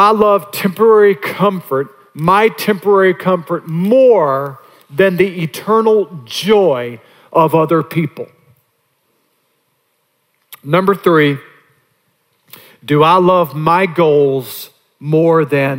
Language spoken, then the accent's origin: English; North Augusta, South Carolina, United States; my hometown of North Augusta